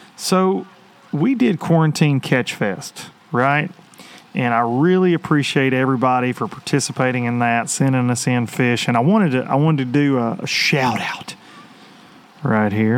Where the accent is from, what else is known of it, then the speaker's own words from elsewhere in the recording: United States; growing up on the Tennessee River, I, I am a deep fisherman